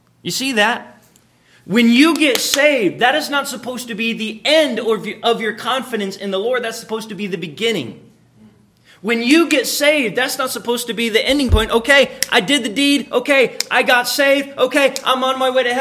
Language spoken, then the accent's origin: English; Florida, United States; I was raised in Florida